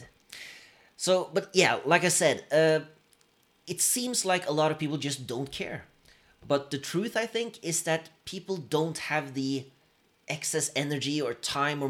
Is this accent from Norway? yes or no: yes; Norway; Two dudes from Norway